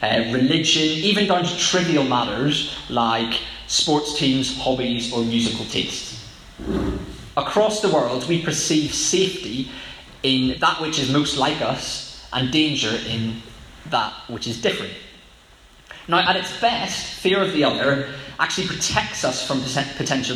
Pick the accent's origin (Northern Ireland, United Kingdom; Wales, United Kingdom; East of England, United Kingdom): Northern Ireland, United Kingdom; Growing up in Northern Ireland